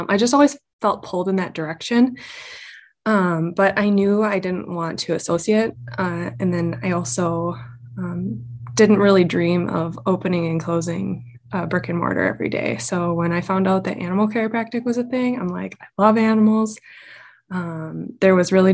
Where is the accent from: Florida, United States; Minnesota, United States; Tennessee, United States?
Minnesota, United States; moved away as an adult; also born or lived in North Dakota / Black Hills, South Dakota; now in South Dakota, United States; I am from Minnesota, spent most of my adult life after high school in North Dakota, and then my family recently relocated to the Black Hills, Western South Dakota